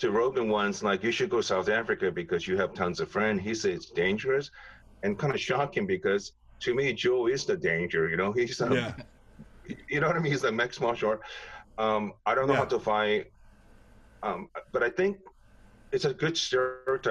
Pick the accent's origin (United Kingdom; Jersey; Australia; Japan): Japan; moved away; growing up in Japan